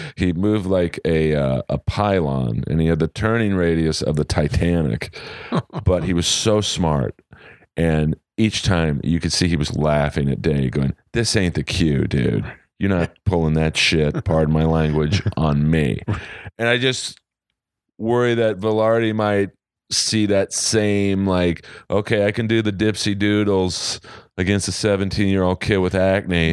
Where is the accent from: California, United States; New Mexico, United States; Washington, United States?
California, United States; Los Angeles; Oh, Los Angeles.